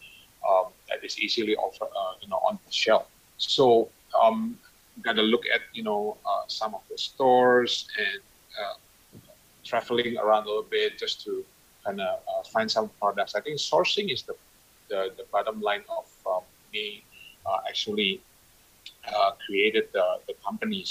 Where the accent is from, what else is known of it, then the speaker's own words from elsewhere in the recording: Indonesia; moved away; also born or lived in Canada; I was away from Indonesia for quite some time. I think I've been living in Canada for 10 years, and you know, moving back to Indonesia